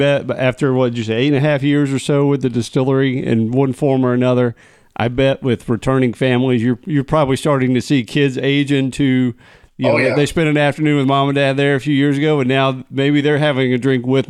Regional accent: upstate South Carolina, United States; I grew up in South Carolina, upstate South Carolina, so I know the area well.

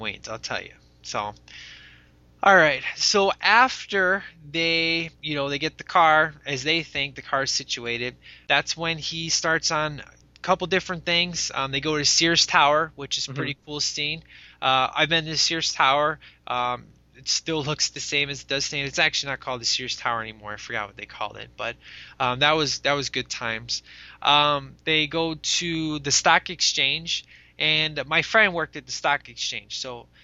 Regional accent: Chicago, Illinois, United States; the good old scenery of Chicago, my hometown.

